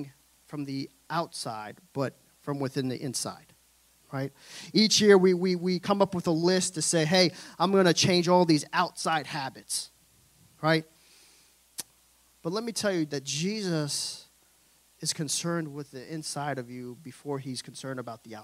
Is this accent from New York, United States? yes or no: yes; New York City, New York, United States; I'm from Brooklyn, New York